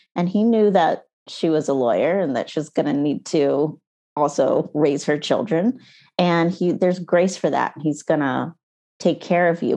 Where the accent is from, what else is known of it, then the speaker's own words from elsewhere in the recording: United States; moved away as an adult; also born or lived in Canada; We moved to, um, to the States and, well, I was pregnant with my son and then, um, and we lived with my parents